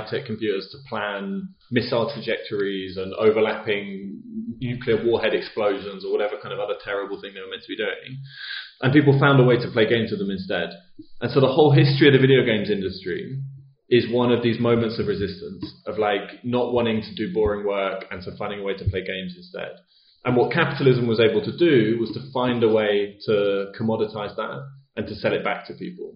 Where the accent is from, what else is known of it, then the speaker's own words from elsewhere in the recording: United Kingdom; as a British person